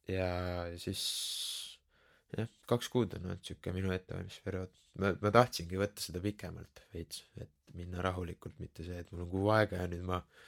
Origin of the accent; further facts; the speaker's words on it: Keila, Harju County, Estonia; also born or lived in Tallinn / Tabasalu; olen põhimõtteliselt noh, teisest klassist saati elanud Keilas